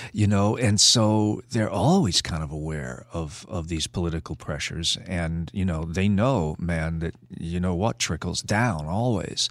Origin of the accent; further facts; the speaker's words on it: New York City, New York, United States; moved away; also born or lived in California; I was born on Staten Island